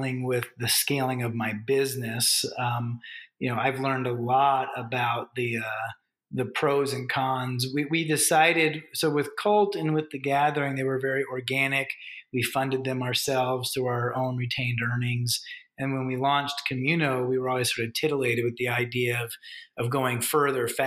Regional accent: United States; moved away as an adult; now in Canada; I'm an American, but I got really accustomed to working in Canada.

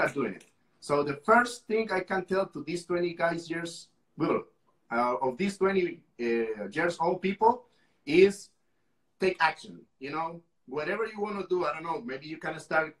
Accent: Costa Rica; I am from Costa Rica.

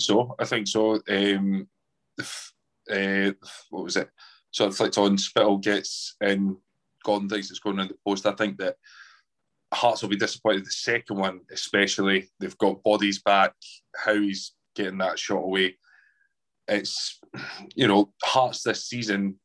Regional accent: Edinburgh, Scotland, United Kingdom; growing up in Edinburgh

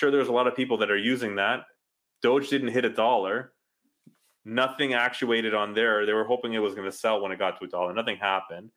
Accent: Canada

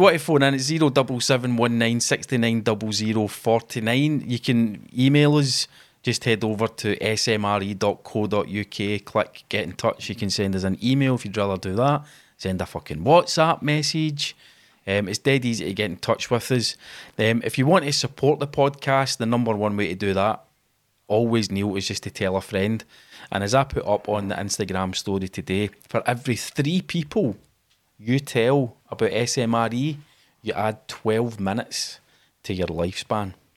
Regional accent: Glasgow, Scotland, United Kingdom; we're Scottish guys. We're both from Glasgow

